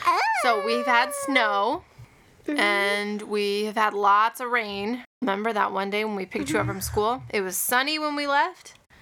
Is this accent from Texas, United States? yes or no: no; Missouri, United States; moved away; when I was growing up in Missouri